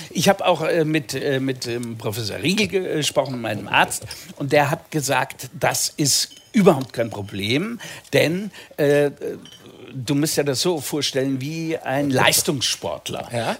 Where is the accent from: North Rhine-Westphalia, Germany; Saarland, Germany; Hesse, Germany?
Hesse, Germany; Seeheim-Jugenheim; also born or lived in Pfungstadt; Ich bin in Jugendheim geboren